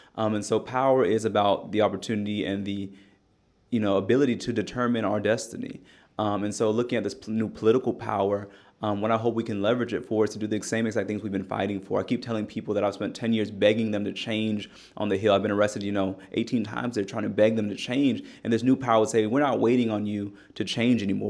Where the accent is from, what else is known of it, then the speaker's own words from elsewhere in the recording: Bay Area, California, United States; also born or lived in Tennessee; now in Nashville, United States; growing up in the Bay Area as well